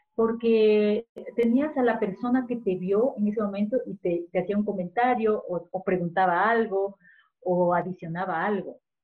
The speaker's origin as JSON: {"language": "Spanish", "country": "Ecuador", "said": "como ecuatorianos"}